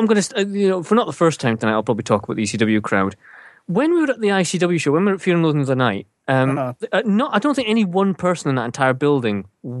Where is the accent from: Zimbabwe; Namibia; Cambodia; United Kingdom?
United Kingdom; Scotland; we're Scottish.